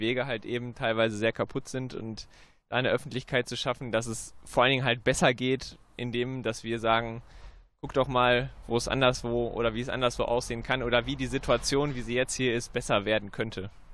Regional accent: Münster, North Rhine-Westphalia, Germany; ich bin gebürtiger Münsteraner und man wächst da auf

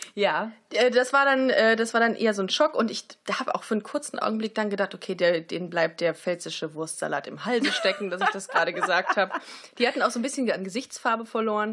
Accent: Germany; wir sind aus Deutschland

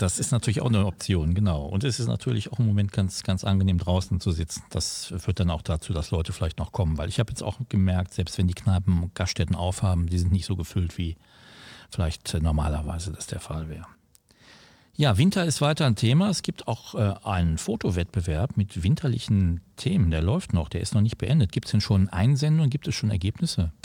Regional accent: Gelsenkirchen, North Rhine-Westphalia, Germany; ich komme ja aus der Feldmark, das ist ja auch äh, ein Stadtteil

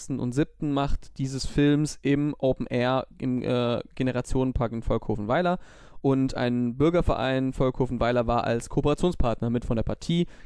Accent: Düsseldorf, North Rhine-Westphalia, Germany; Wir als Düsseldorfer sind ja ähm, da vielleicht nicht so häufig, sind wir ehrlich

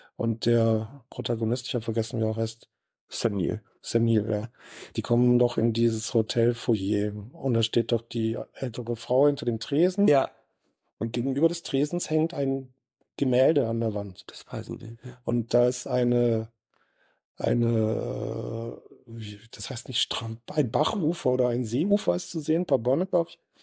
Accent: Southern Germany, Germany; also born or lived in Sauerland; now in Bochum, Germany; ich bin ja aus Süddeutscher

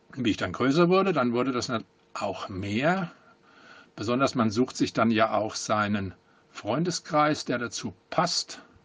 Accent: Langen, Hesse, Germany; Ich komme aus Langen, das liegt südlich von Frankfurt. Ich bin da geboren und habe eigentlich mein ganzes Leben hier verbracht

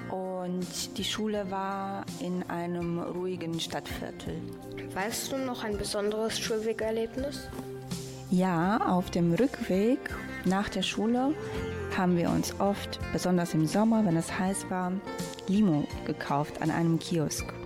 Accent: Reșița, Caraș-Severin County, Romania; moved away; ich bin in meiner Heimatstadt Reschitz in Rumänien in die Grundschule gegangen

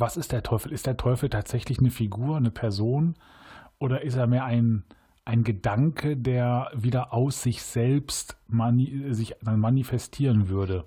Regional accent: Cologne, North Rhine-Westphalia, Germany; Als Kölner ist man ja Rewe-Kunde

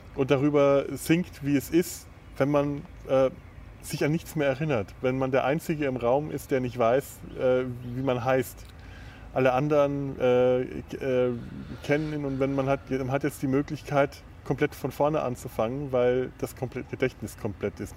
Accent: Werneck, Bavaria, Germany; Ja, da wo ich herkomme

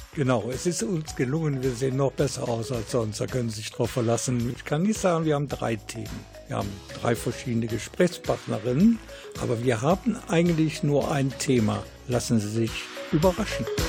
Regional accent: Krefeld, North Rhine-Westphalia, Germany; hier bei uns in Krefeld

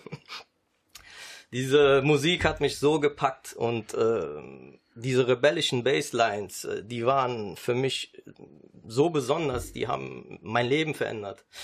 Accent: Düsseldorf, North Rhine-Westphalia, Germany; first language Sicilian and German; ich bin in Düsseldorf geboren

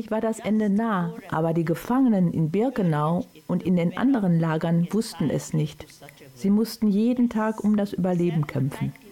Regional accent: Oświęcim, Lesser Poland, Poland; born there; So wurde ich zum berühmten Baby geboren in Auschwitz, was bis heute auch in meinem Pass steht.

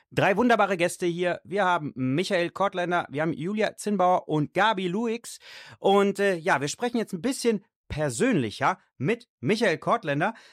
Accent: Düsseldorf, North Rhine-Westphalia, Germany; born there; Nein, ich bin in Deutschland, in Düsseldorf Gerresheim geboren und hier bleibe ich auch.

